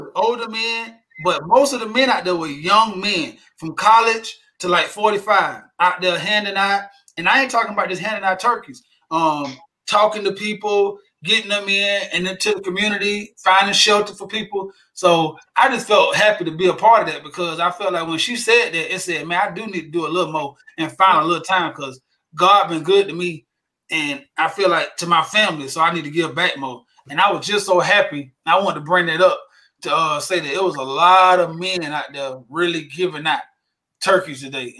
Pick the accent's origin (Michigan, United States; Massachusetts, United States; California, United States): Massachusetts, United States; Revere; And because I'm proud, because I'm from Revere.